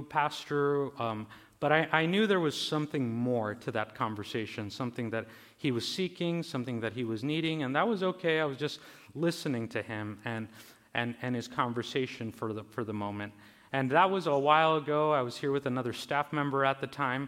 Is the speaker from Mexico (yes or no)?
yes; Mexicali, Baja California, Mexico; I was born in Mexicali, in Baja California, in Mexico.